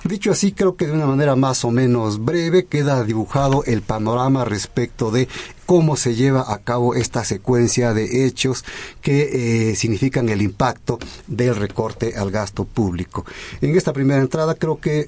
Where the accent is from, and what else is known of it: Mexico